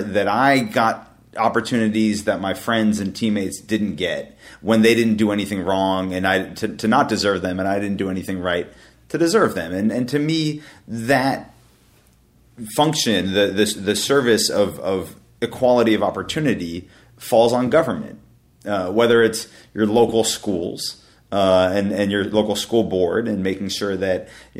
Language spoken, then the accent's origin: English; Palo Alto, California, United States; also born or lived in Dallas, Texas; As you mentioned, I grew up in Palo Alto.